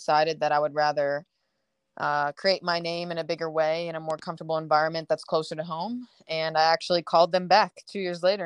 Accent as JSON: {"language": "English", "region": "Delaware", "country": "United States", "tie": "born or raised there", "said": "University of Delaware, which is, great, my home state."}